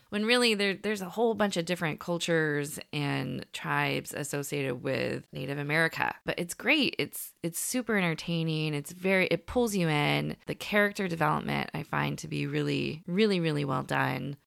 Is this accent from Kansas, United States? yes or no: no; San Francisco Bay Area, California, United States; we're from the San Francisco Bay Area